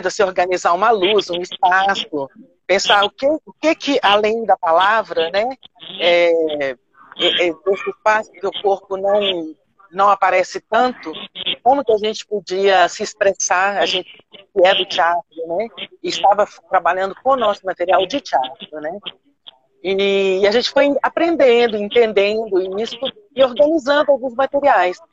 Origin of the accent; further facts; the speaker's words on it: Belo Horizonte, Minas Gerais, Brazil; eu sou mineira, que eu sou de Belo Horizonte